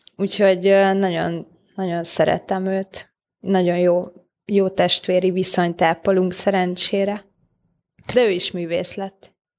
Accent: Solymár, Pest, Hungary; én már Solmárra születtem meg, vagy ott nőttem fel, de a szüleim nem.

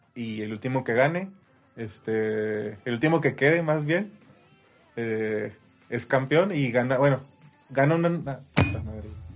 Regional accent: Ciudad Juárez, Chihuahua, Mexico; somos de Ciudad Juárez, Chihuahua, eh, cerca de, Estados Unidos

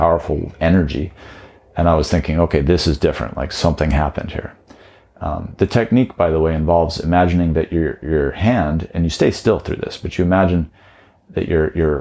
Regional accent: Taos, New Mexico, United States; I grew up in Taos, New Mexico

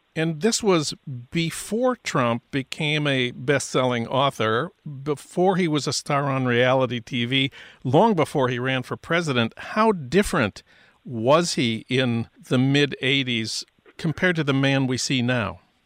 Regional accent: St. Paul, Minnesota, United States; my hometown of St. Paul.

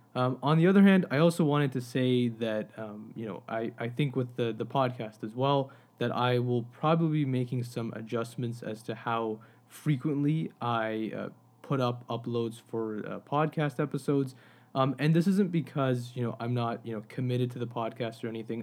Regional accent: Pakistan; as a Pakistani, I mean, South Asia is where I come from

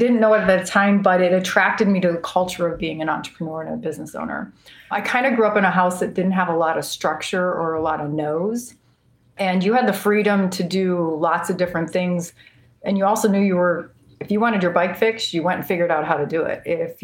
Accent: Cleveland, Ohio, United States; also born or lived in North Olmsted, Ohio / Elyria, Ohio; I grew up in Cleveland

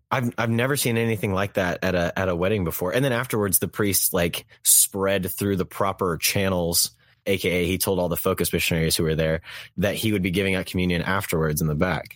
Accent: Texas, United States; I was born and raised in Texas land

